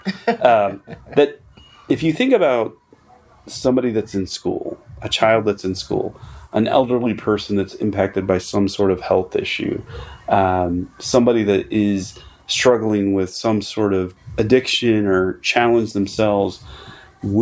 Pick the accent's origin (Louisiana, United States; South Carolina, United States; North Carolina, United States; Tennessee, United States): North Carolina, United States; I grew up rural. Okay. I grew up in North Carolina